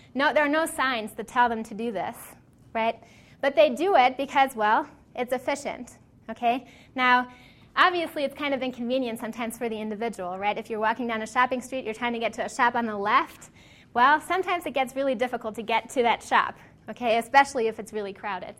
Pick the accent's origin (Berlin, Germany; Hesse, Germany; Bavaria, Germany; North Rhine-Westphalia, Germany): North Rhine-Westphalia, Germany; Cologne; moved away; It's a shopping street in my hometown in Cologne in Germany.